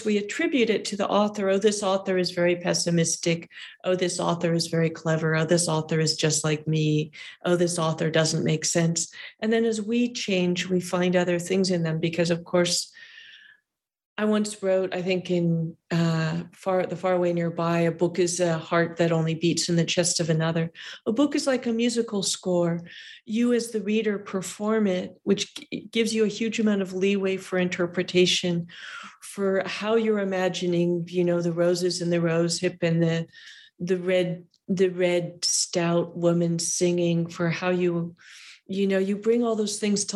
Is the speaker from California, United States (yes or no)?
yes; California, United States; I'm a Californian.